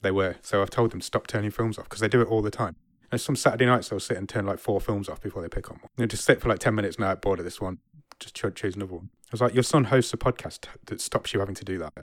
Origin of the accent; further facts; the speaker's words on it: England, United Kingdom; I'm English